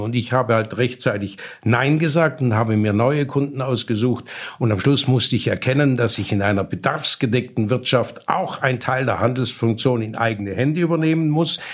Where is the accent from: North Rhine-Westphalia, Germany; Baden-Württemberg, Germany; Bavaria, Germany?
Baden-Württemberg, Germany; bei uns in Baden-Württemberg